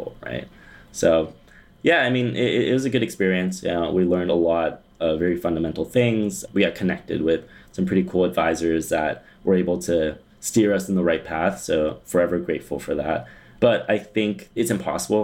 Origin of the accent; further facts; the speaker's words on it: Pasadena, California, United States; I'm from Pasadena